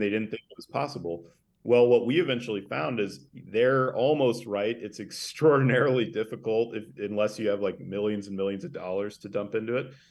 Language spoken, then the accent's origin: English; Sandpoint, Idaho, United States; also born or lived in Tulsa, Oklahoma; I grew up in the northern Idaho panhandle uh, in a town called Sandpoint